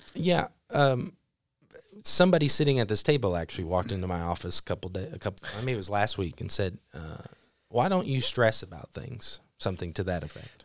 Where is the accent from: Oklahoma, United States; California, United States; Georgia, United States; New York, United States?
Oklahoma, United States; Broken Arrow; moved away; also born or lived in Neosho, Missouri; Broken Arrow, Oklahoma home, which is a suburb of Tulsa. Um, I was born there